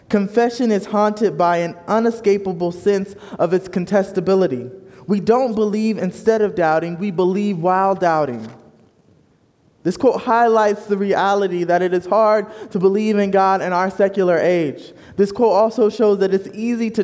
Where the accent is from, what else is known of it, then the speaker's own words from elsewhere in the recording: Fort Wayne, Indiana, United States; moved away as an adult; also born or lived in Bloomington, Indiana / Chicagoland area; now in Kansas City, United States; I was born and raised in Fort Wayne, Indiana